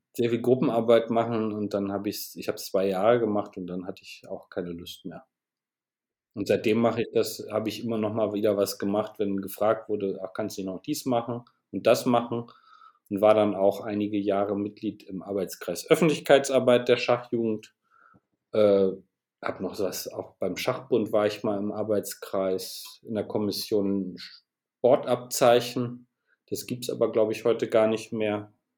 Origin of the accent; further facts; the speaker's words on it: Bremen, Germany; moved away as an adult; now in Aachen, Germany; Ich komme aus Bremen, wohne aber seit einigen Jahren in Aachen, wo ich Architektur studiert habe